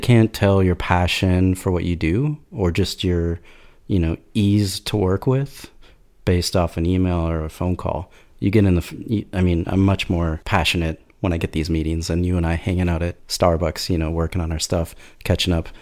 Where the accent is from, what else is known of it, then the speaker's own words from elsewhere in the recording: Minneapolis, Minnesota, United States; I'm from Minneapolis, former art director or creative